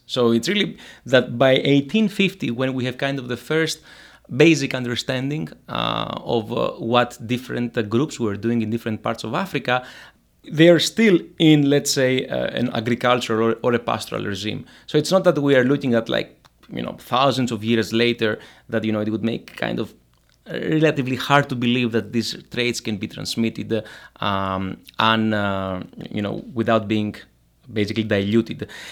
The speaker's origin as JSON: {"language": "English", "country": "Greece", "moved": "yes", "said": "So I'm from Greece. Uh, I come from the, the valley"}